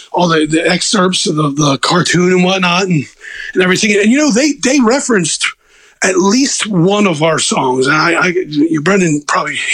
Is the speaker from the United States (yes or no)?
yes; Baltimore, Maryland, United States; accent: Northeast; I'm from Baltimore